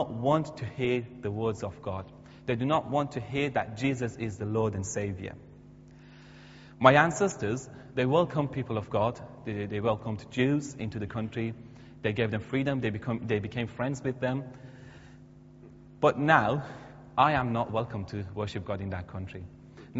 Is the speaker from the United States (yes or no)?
no; Iran; English is a second language; moved away as an adult; now in United Kingdom; the country that I was born at and grew up there